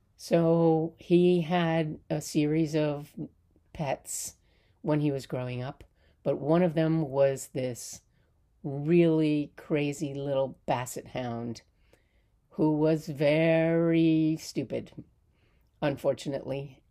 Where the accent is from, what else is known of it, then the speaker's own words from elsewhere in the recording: Palisades, New York, United States; I am from Palisades in the Hudson Valley.